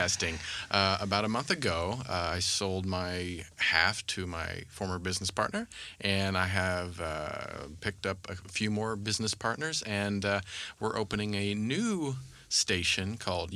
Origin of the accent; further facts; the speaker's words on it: Kansas, United States; I grew up in Kansas